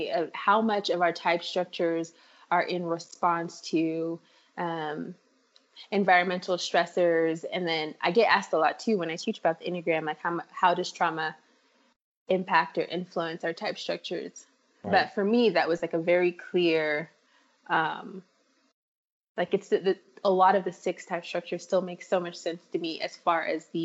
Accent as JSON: {"language": "English", "country": "Nigeria", "tie": "born or raised there", "moved": "yes", "said": "I grew up in Nigeria"}